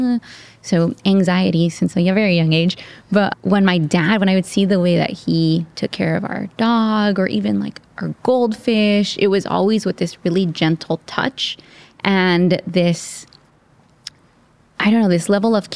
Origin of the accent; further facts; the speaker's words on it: South Gate, California, United States; growing up in Southgate, California, in Southern California